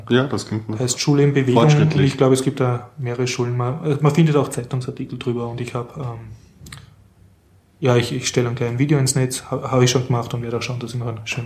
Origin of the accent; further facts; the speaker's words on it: Vienna, Austria; als Wiener kann ich sagen, eine Auslandsmission. Ich war in Kärnten, in Spital an der Trau